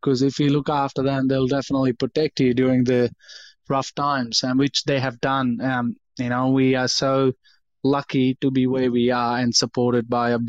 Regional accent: India; what nationality are you? And I tell them I'm from India.

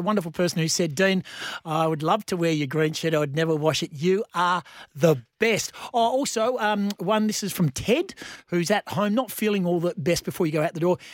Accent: Bunbury, Western Australia, Australia; my hometown, of course, in Bunbury Town.

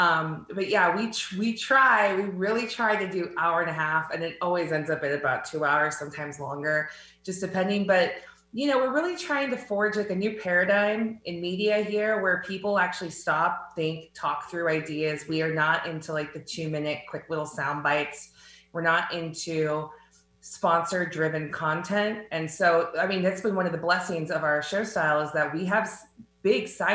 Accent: Southern California, United States; growing up in Southern California

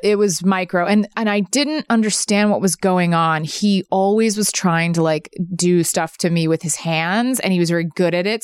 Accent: the South, United States; moved away; also born or lived in New York; I grew up in the South

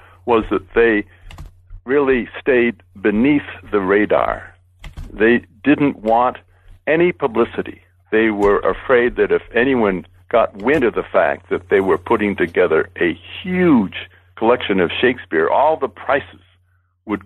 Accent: Boston, New England, United States; I was born in Boston and raised in New England

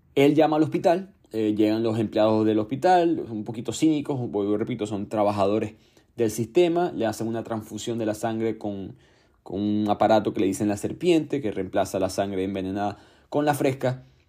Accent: Venezuela; mi país, Venezuela

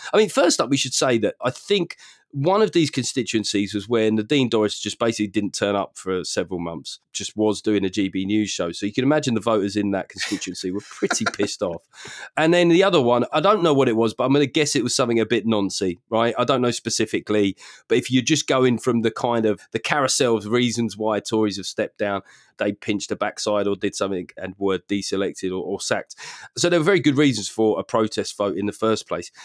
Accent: London, United Kingdom; growing up in South London

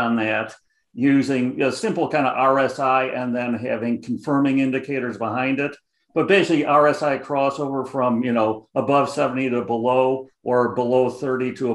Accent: Chicago, Illinois, United States; accent: Chicago; I got the Chicago accent heavy

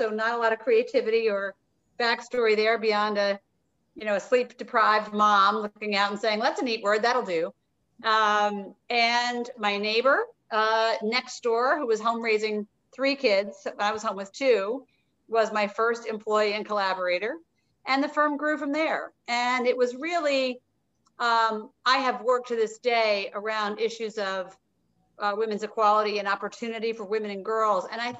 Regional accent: Providence, Rhode Island, United States; which is located in Providence, Rhode Island, which is as close to my hometown as anywhere, I spent 10 years there growing up after moving a ton as a kid

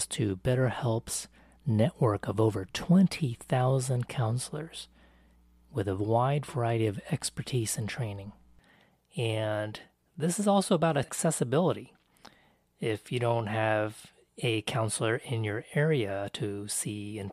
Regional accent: United States; I am Taiwanese American.

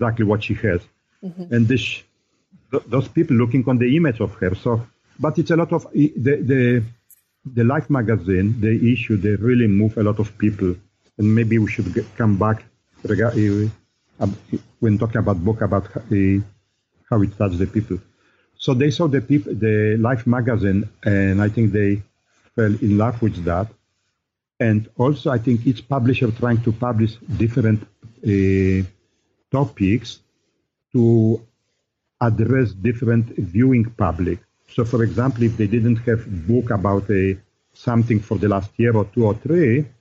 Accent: Poland; now in United States; I grew up in Poland

